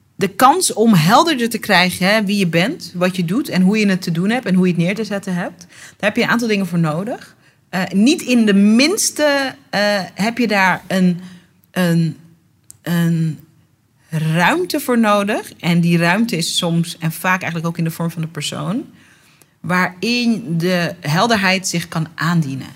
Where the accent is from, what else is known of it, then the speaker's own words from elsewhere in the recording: Netherlands; ik ben geboren getogen in Nederland